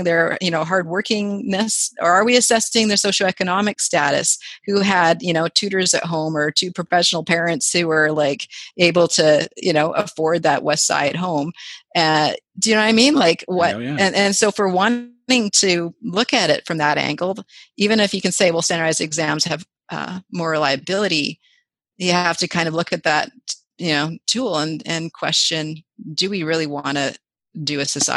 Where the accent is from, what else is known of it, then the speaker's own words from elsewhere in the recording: Vancouver, British Columbia, Canada; I grew up in Vancouver